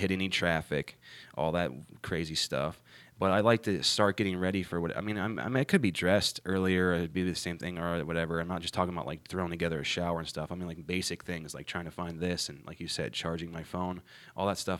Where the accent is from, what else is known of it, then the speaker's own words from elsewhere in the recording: Ohio, United States; moved away as an adult; now in North Carolina, United States; I'm from Ohio originally